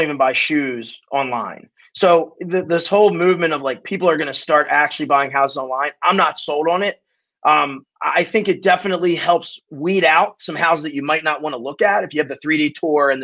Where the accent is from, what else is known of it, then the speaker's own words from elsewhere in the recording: Baltimore, Maryland, United States; I grew up in Baltimore City.